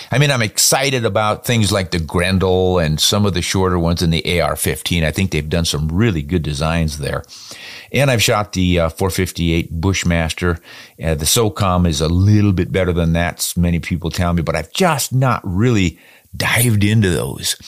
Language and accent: English; United States